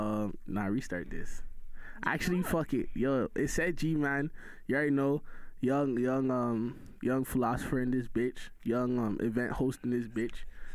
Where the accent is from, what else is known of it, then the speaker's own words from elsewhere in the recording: Brampton, Ontario, Canada; I'm from Brampton. I'm not even gonna lie to you right now. Like, I'm a Brampton man